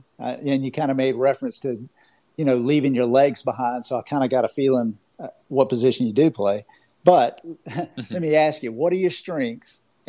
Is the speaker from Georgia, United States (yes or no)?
yes; Augusta, Georgia, United States; now in Orlando, United States; I'm down here in Orlando, Florida, but I'm originally from Augusta, Georgia